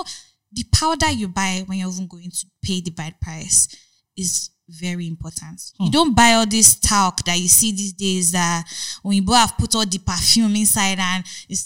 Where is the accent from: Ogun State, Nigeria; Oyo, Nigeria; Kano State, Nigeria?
Ogun State, Nigeria; also born or lived in Lagos / Agbara Estate; I was born and raised in Ogun State and then moved to Lagos